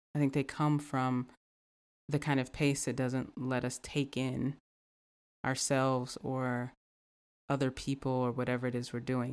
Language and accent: English; the South, United States; growing up in the South, um, growing up in a Black community